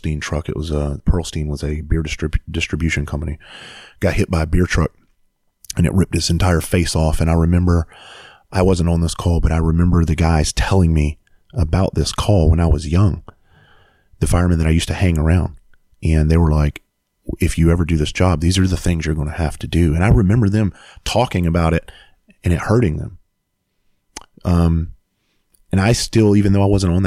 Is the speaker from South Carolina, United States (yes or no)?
yes; Bluffton, South Carolina, United States; I went back home to my hometown, Bluffton, South Carolina